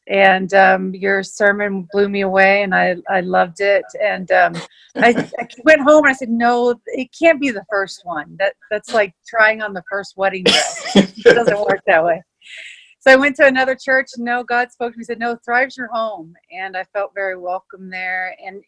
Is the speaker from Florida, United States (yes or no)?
no; Texas, United States; moved away as an adult; now in Calgary, Canada; I'm actually from Texas